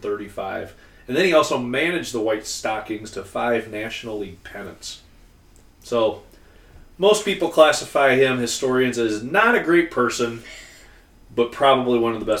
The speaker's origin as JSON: {"language": "English", "town": "Davenport", "region": "Iowa", "country": "United States", "tie": "born or raised there"}